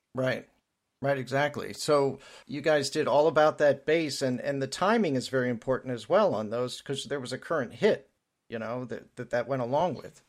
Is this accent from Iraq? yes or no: no; southeastern Pennsylvania, United States; my area, um, around Philadelphia